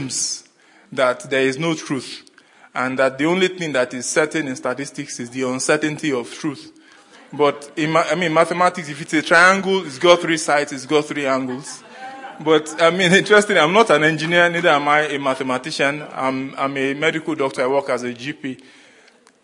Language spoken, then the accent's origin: English; Nigeria; moved away as an adult; now in Australia; I come from Nigeria, and I migrated to Australia in 2017 with my family.